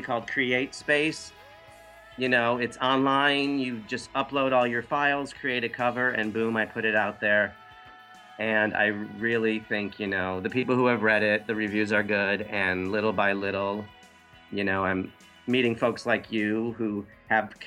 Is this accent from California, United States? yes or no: no; Hazel Park, Detroit suburb, Michigan, United States; now in New York, United States; my growing up in the Detroit suburb of Hazel Tucky